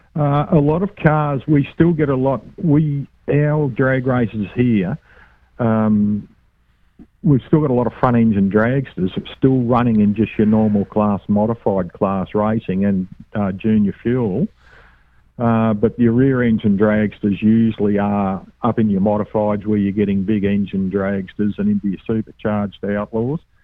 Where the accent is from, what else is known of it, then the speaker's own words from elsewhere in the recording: Australia; from Australia